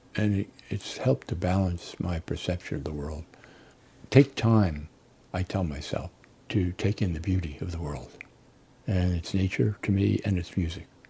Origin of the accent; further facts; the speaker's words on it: New Jersey, United States; also born or lived in Illinois; now in Arizona, United States; I grew up in New Jersey and moved to Illinois, then Arizona